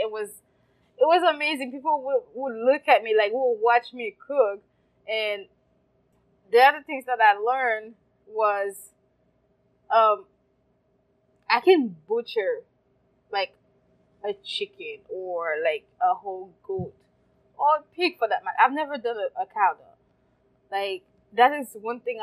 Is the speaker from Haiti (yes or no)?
yes; Haiti; now in United States; I grew up in Haiti, and growing up in Haiti, life was fantastic